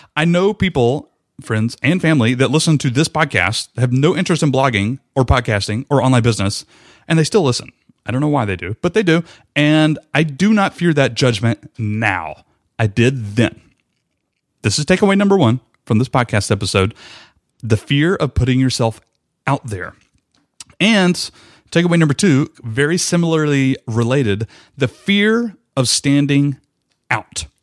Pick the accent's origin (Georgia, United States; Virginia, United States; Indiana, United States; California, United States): Georgia, United States; Rome; I ended up moving back to my hometown of Rome, Georgia, where I was born and raised